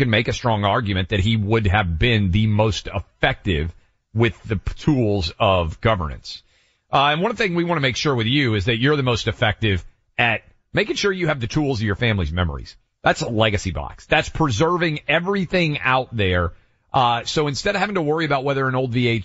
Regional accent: Tennessee, United States; my mom's hometown of Chattanooga, Tennessee, my home state

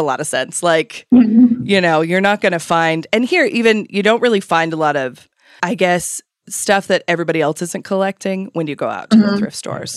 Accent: Idaho, United States; our shared heritage of Idaho, where nothing is that old or ornate.

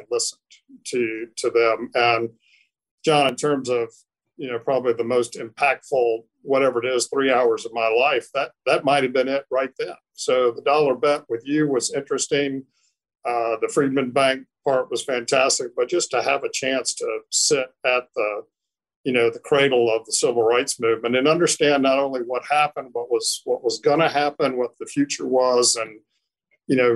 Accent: Durham, North Carolina, United States; I grew up in Durham

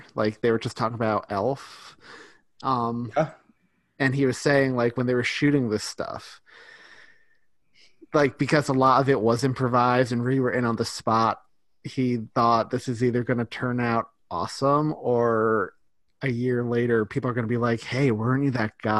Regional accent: New York, United States; as a New Yorker

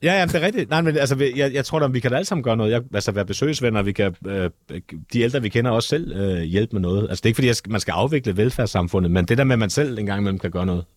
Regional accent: Copenhagen, Capital Region of Denmark, Denmark; jeg kommer også fra Nørrebro

